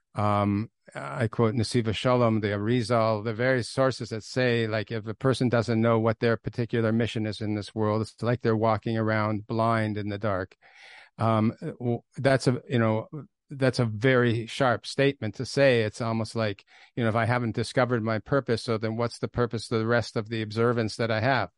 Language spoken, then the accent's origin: English; Toronto, Ontario, Canada; I grew up in Toronto, and I came from a very, very unaffiliated background.